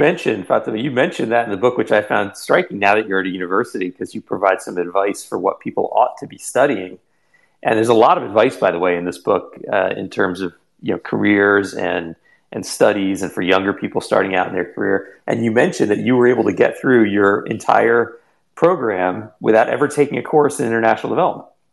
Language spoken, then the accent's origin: English; New Jersey, United States; I have a similar roots in India and a similar you know childhood growing up in New Jersey.